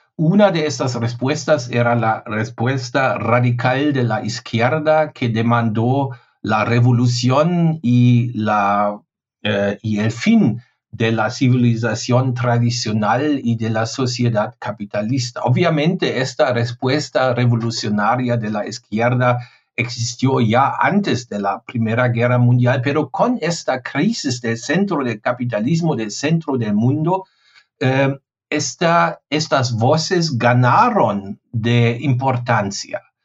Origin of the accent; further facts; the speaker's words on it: Germany; Spanish is a second language; mi país